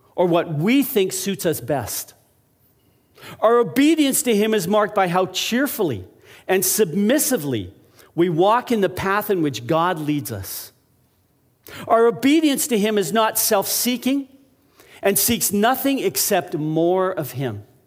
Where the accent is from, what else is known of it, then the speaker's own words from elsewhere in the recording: Alberta, Canada; when I was a young child, growing up in Alberta